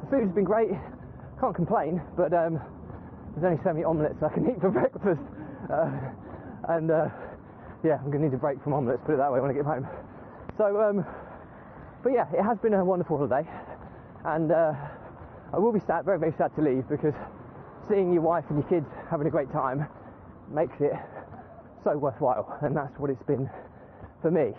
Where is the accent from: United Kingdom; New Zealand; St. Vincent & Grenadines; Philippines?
United Kingdom